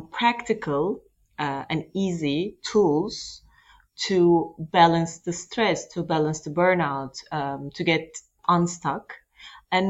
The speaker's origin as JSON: {"language": "English", "country": "Turkey", "moved": "yes", "lives_now": "Luxembourg", "said": "I am originally Turkish, actually. I'm from Turkey"}